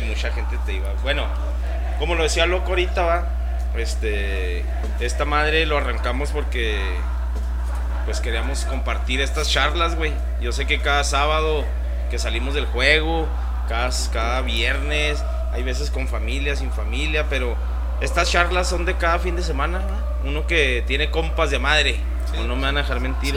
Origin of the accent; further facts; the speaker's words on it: Ciudad Juárez, Chihuahua, Mexico; siempre ponemos la bandera de que somos de Juaritos